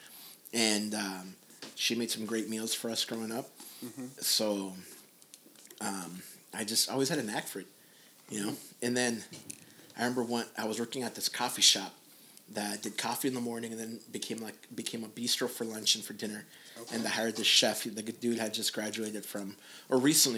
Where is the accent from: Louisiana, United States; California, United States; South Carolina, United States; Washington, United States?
California, United States; Los Angeles; I grew up here in Boyle Heights, East